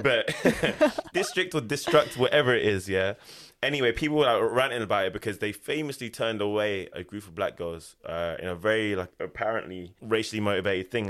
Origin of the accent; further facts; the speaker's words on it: Ilford, London, United Kingdom; moved away as an adult; also born or lived in Japan; I am from Ilford, Essex.